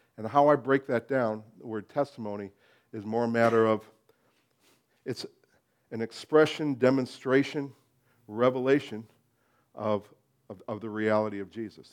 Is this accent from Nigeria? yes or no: no; United States; being American